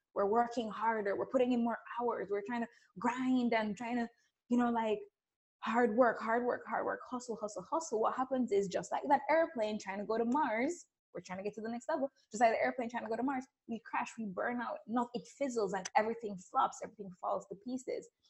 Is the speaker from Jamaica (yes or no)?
yes; Jamaica; accent: Caribbean; I grew up in Jamaica. You may hear a little spicy Caribbean accent going on here